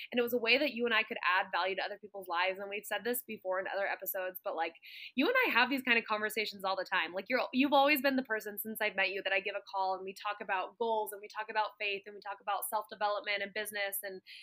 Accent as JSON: {"language": "English", "town": "Santa Clarita", "region": "California", "country": "United States", "tie": "born or raised there", "moved": "as an adult", "said": "Santa Clarita where I grew up, and you know, I grew up in Southern California"}